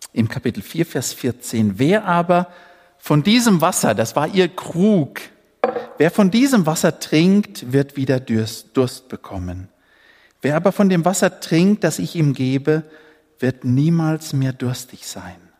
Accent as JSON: {"language": "German", "country": "Namibia", "tie": "born or raised there", "moved": "yes", "said": "Ich bin ja in Afrika geboren, in Namibia."}